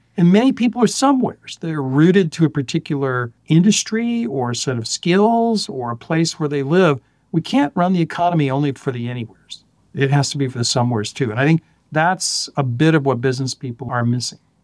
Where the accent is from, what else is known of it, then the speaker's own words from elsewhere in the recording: Florida, United States; I grew up in Florida